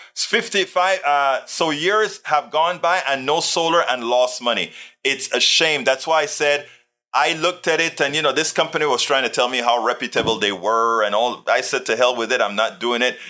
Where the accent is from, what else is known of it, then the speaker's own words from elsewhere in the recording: Panama; now in United States; I came from Panama, Central America. And in our school, we had American history, rather, we had Panamanian history